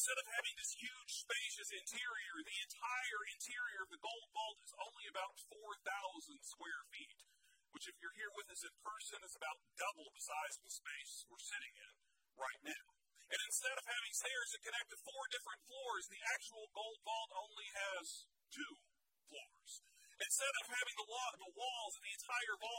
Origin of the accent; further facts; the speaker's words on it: Fort Knox, Kentucky, United States; as a kid who grew up in the shadow of Fort Knox